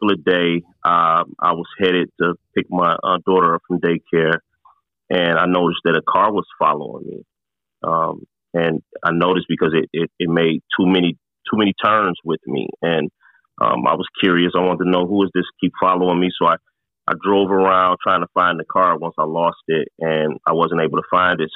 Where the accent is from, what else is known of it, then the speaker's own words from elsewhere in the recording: Detroit, Michigan, United States; I grew up in Detroit, which kind of have a notorious reputation for being a pretty tough town